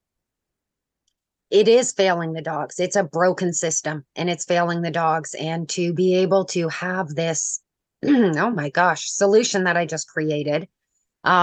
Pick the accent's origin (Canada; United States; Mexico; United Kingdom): Canada; I'm Canadian